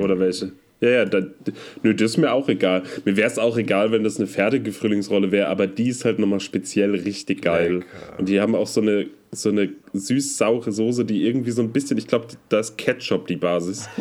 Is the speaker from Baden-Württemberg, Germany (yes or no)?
no; Münster, North Rhine-Westphalia, Germany; moved away; die Mundart meiner Heimatstadt, und zwar Münster